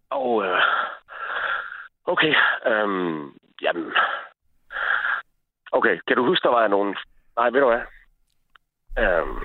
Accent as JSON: {"language": "Danish", "town": "Sæby", "region": "North Denmark Region", "country": "Denmark", "said": "i Sæby, hvor jeg er fra."}